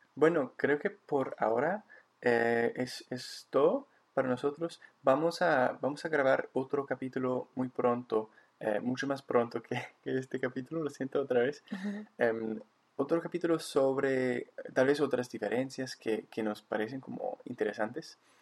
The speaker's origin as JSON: {"language": "Spanish", "town": "Victoria", "region": "British Columbia", "country": "Canada", "tie": "born or raised there", "also_born_or_lived": "Bogotá, Colombia", "said": "aquí de nuevo en mi, en mi ciudad natal"}